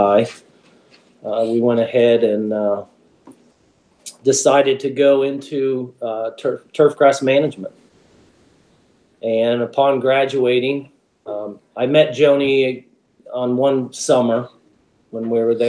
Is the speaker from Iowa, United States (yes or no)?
no; Columbus, Ohio, United States; I grew up in Columbus and went to Ohio State, graduated in 91